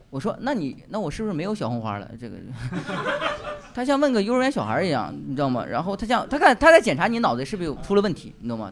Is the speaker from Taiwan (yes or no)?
no; Northeast China, China; accent: Northeastern; 用我们东北话说